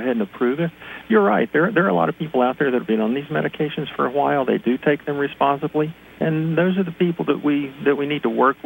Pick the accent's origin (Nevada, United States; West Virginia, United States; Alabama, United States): West Virginia, United States; now in Pennsylvania, United States; I'm originally from West Virginia